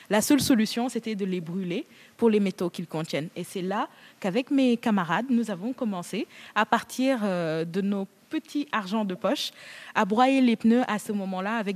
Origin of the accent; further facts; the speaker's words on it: Senegal; On voulait, en tant que Sénégalais, euh, vraiment nettoyer notre ville.